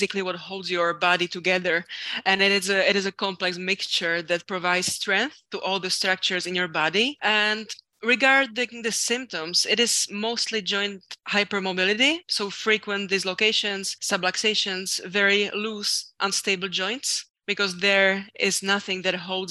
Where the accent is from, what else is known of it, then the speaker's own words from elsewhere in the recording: Czechia; also born or lived in France; my whole life in my home country